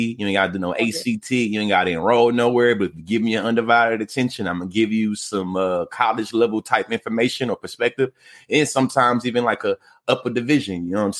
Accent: Bryan, Texas, United States; also born or lived in Oklahoma; now in Houston, United States; Born and raised in Bryan, Texas

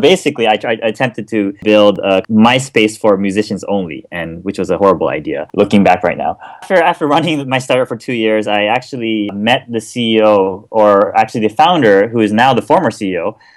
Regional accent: Kobe, Hyogo, Japan; accent: American; moved away as an adult; also born or lived in Pennsylvania; I'm actually born and raised in Japan

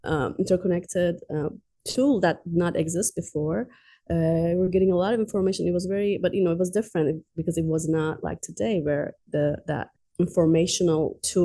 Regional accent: Tehran, Tehran Province, Iran; moved away as an adult; also born or lived in Azerbaijan; now in United States; I grew up in Iran, Tehran

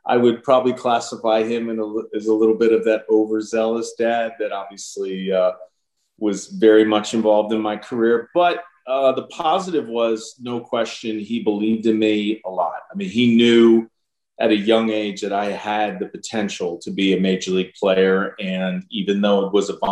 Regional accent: Pennsylvania, United States; growing up in Pennsylvania

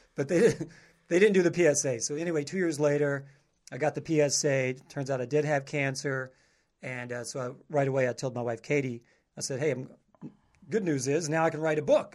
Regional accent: southern Kentucky, United States; moved away as an adult; also born or lived in Panama City Beach, Florida; I'm from, like, more southern Kentucky

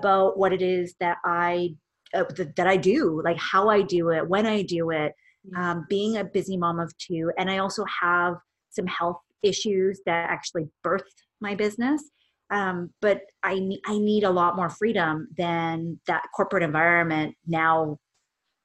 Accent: Vancouver, British Columbia, Canada; I am born and raised here in Vancouver, Canada

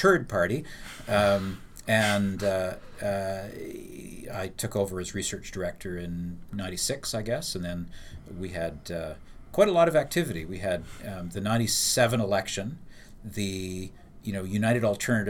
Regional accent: Ontario, Canada; I was from Ontario

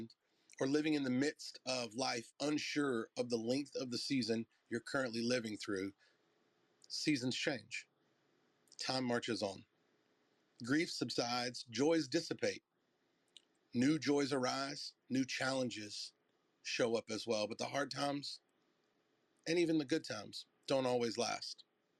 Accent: the South, United States; "Yo, Trip, let's go do burnouts," because I'm from the South.

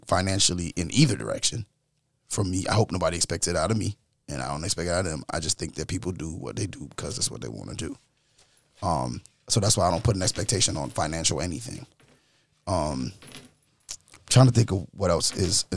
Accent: New York, United States; growing up in New York

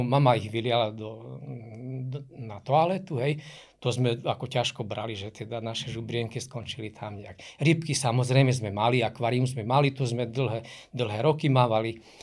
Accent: Košice, Košice Region, Slovakia; keďže pochádzam z Košic, aj pracujem v Košiciach

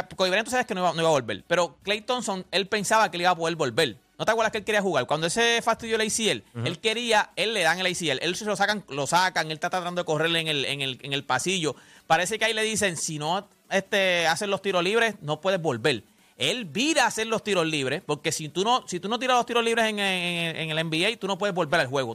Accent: Loíza, Puerto Rico; yo soy de Loíza

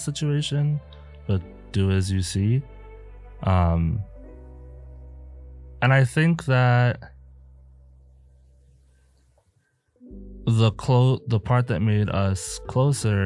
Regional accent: South Africa; now in Milwaukee, United States; I am from South Africa. And whenever I'm talking to my family or friends, my accent switches.

